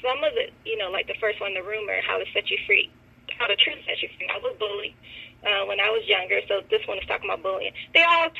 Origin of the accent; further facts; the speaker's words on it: Michigan, United States; moved away as an adult; now in Atlanta, United States; I'm from Michigan